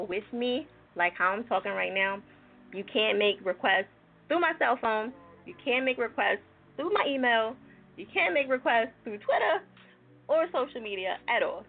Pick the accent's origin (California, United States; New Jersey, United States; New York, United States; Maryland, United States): New Jersey, United States; I'm from Jersey